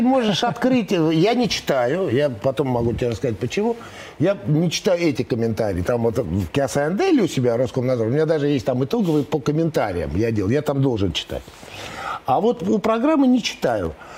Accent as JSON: {"language": "Russian", "region": "Moscow", "country": "Russia", "tie": "born or raised there", "said": "я, в принципе, родился и вырос в Москве"}